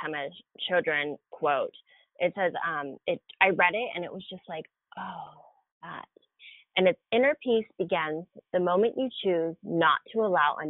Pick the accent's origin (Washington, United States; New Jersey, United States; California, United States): Washington, United States; Seattle; born or raised there